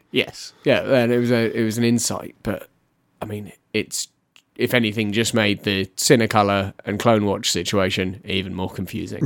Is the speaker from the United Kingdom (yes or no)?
yes; United Kingdom; as a British person